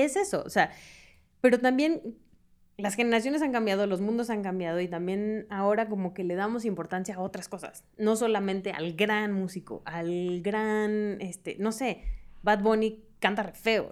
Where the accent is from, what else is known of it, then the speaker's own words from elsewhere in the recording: Hermosillo, Sonora, Mexico; now in Mexico City, Mexico; Yo soy de Hermosillo